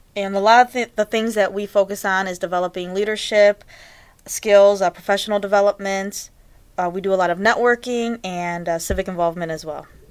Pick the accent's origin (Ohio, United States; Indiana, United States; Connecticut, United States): Ohio, United States; Cleveland; I was born and raised here in Cleveland.